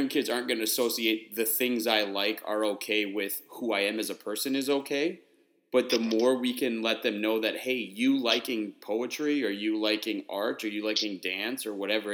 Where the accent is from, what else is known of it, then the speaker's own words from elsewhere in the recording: Wisconsin, United States; moved away as an adult; also born or lived in Houston; I grew up in Wisconsin, but I taught in Houston 7 years